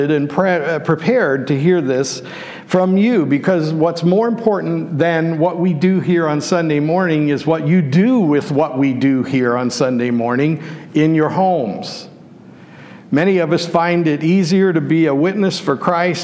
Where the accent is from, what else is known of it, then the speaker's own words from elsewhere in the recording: Western Pennsylvania, United States; When I was a child, growing up in Western Pennsylvania